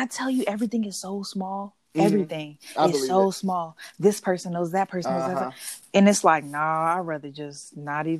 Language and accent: English; Virginia, United States; moved away; I go back to Virginia, but I'm from Virginia, but at the same time, I left.